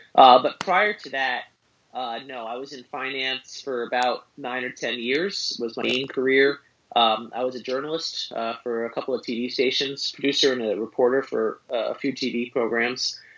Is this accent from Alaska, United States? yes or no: no; suburbs of New York City, United States; I grew up in New York, in the suburbs of New York City